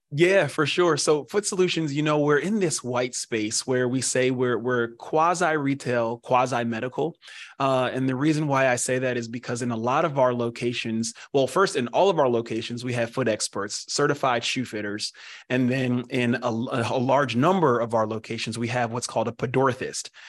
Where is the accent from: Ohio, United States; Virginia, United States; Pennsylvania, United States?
Pennsylvania, United States; born and raised in Pennsylvania